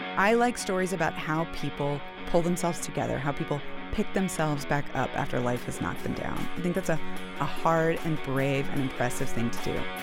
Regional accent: Houston, Texas, United States; also born or lived in New York; I went to college in New York, but I'm from Houston

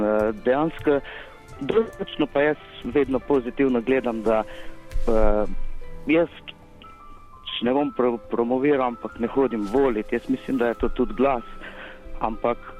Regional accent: Slovenia; smo Slovenci

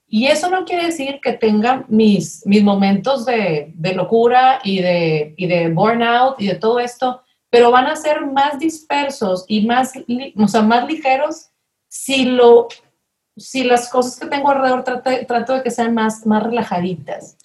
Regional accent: Monterrey, Nuevo León, Mexico; soy de aquí de Monterrey

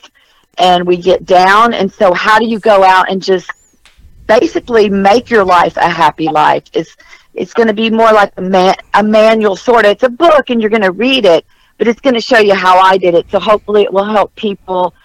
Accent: Texas, United States; also born or lived in New Jersey; I am from Texas

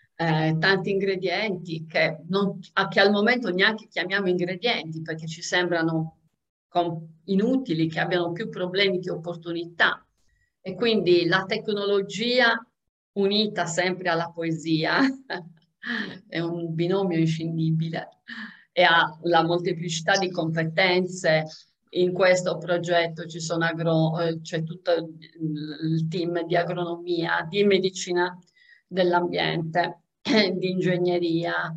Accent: Sardinia, Italy; essendo sarda

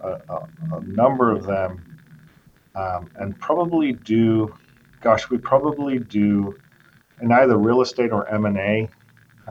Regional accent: England, United Kingdom; moved away as an adult; also born or lived in Venezuela / Washington, D.C., United States / New York, United States; now in Arizona, United States; So I'm half English, half Venezuelan. My parents cut a deal very early on where they would spend 10 years in Venezuela and then 10 years in England. The second 10 years were in England

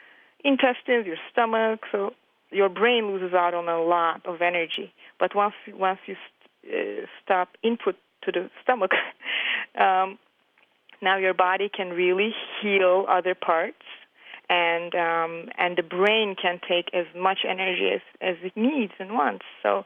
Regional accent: Turkey; now in New York City, United States; I am from Turkey, and I've been living in the United States in New York City for the past 20-something years.

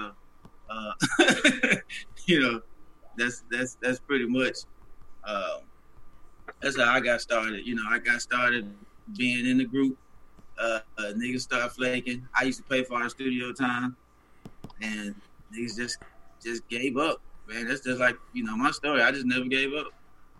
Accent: Little Rock, Arkansas, United States; I'm from Little Rock, so I know some of these folks.

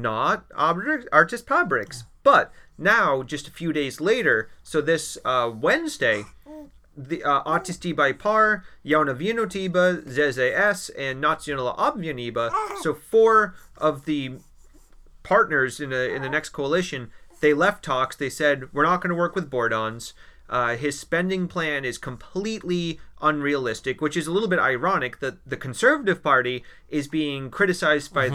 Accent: Maine, United States; now in Latvia; I'm from Maine

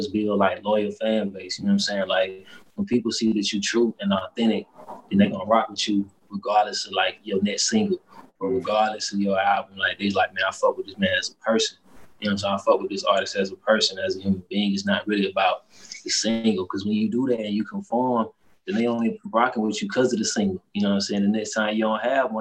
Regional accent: Atlanta, Georgia, United States; we're from Atlanta

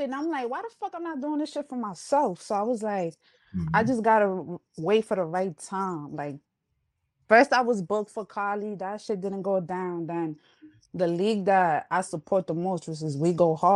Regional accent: New York City, New York, United States; accent: New York; also born or lived in Uptown Manhattan; My parents are Honduran, but I was born and raised in the Bronx

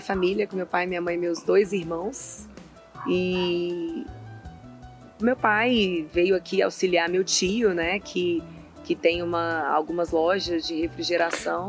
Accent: Brasília, Federal District, Brazil; also born or lived in Patos de Minas, Minas Gerais / Carmo do Paranaíba, Minas Gerais; Eu passei minha infância na Ceilândia

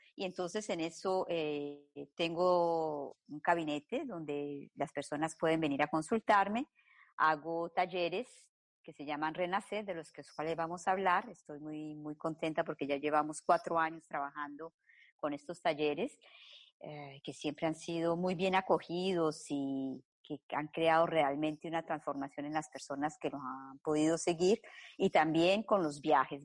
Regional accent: Colombia; now in Belgium; nací en Colombia, llevo más de 30 años viviendo en Bélgica

